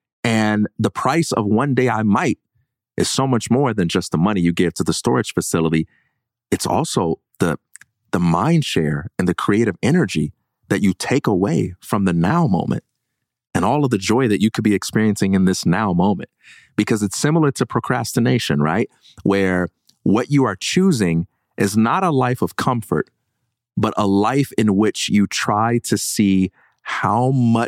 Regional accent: Chicago, Illinois, United States; I'm from Chicago.

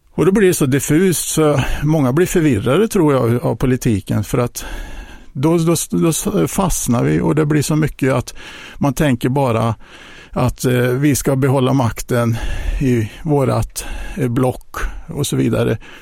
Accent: Hjo, Västra Götaland, Sweden; har växt upp i Jo, ehm, den största delen av mitt liv, eh, bott en liten period i Jönköping

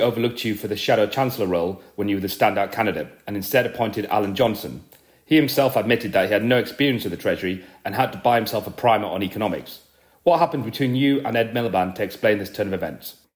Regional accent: London, United Kingdom; I grew up in Mo-, Notting Hill

